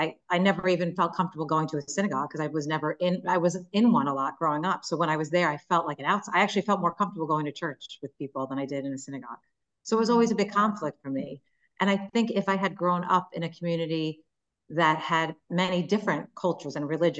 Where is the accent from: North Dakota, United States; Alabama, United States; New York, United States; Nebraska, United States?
New York, United States; Long Island; I grew up on Long Island in a mostly predominantly Jewish neighborhood. I myself am Jewish, but I never was raised by a religious family